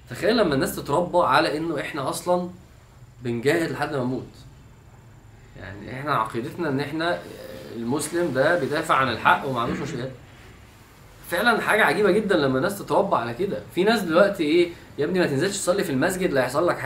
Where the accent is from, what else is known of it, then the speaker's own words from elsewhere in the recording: Egypt; انا فعلا من الحاجات اللي بشوف احنا كمصريين فعلا في كميه كرياتيفيتي في في الفكاهه والميمز فظيعه